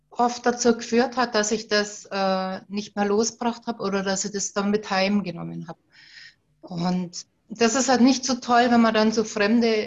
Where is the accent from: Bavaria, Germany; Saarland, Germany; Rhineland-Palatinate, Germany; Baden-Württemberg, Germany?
Bavaria, Germany; Ich komme aus dem schönen Oberbayern, ähm, aus dem Vierseenland